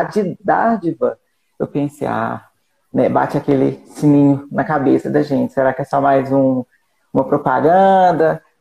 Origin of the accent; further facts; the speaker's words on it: Barroso, Minas Gerais, Brazil; sou de Barroso, Minas Gerais, interior de Minas, né?